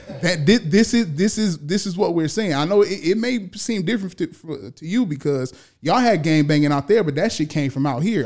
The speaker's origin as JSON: {"language": "English", "region": "California", "country": "United States", "tie": "born or raised there", "said": "born and raised in California"}